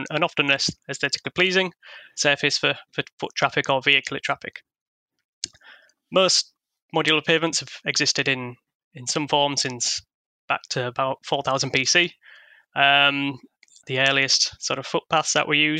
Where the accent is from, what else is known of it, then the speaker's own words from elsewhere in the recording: Hull, Yorkshire and the Humber, United Kingdom; the city of Hull, which is my hometown